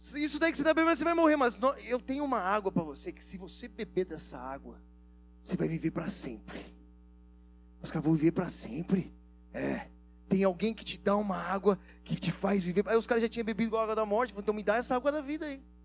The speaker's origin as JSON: {"language": "Portuguese", "country": "Brazil", "said": "vocês são brasileiros? Falou em inglês, assim, nós somos"}